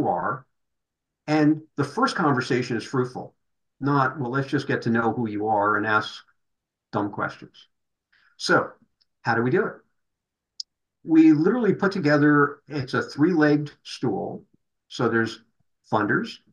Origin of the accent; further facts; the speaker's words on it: New Jersey, United States; now in Corvallis, United States; being a New Jersey boy